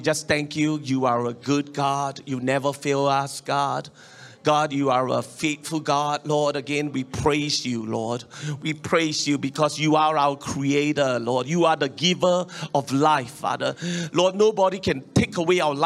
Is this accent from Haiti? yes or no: no; Singapore; as a Singaporean and a Chinese